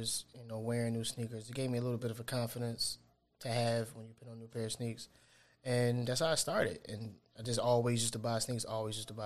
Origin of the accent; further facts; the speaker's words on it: Philadelphia, Pennsylvania, United States; moved away as an adult; now in Atlanta, United States; I'm from Philly, but I moved to Atlanta 6 years ago, 7 years ago, maybe